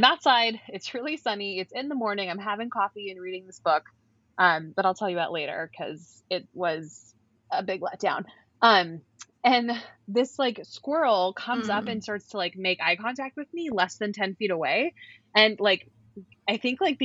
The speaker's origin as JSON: {"language": "English", "region": "California", "country": "United States", "tie": "born or raised there", "said": "we grew up in California"}